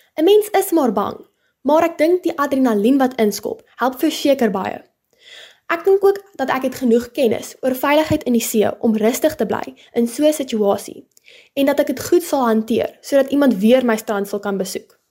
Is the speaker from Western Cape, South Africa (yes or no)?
yes; Paarl, Western Cape, South Africa; Ek bly nog my hele lewe lank in die Parel